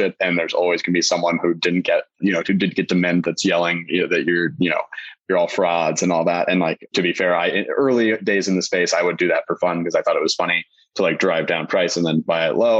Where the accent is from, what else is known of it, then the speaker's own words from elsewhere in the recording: Las Vegas, Nevada, United States; moved away; I'm from Vegas originally